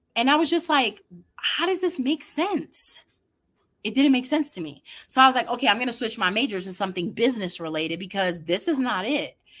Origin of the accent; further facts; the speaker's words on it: New York City, New York, United States; I grew up in the Bronx, New York.